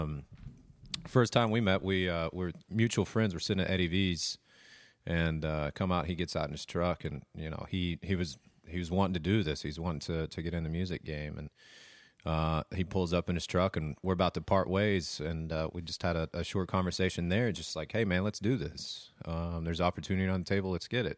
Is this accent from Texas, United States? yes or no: yes; Lubbock, Texas, United States; I'm from Lubbock.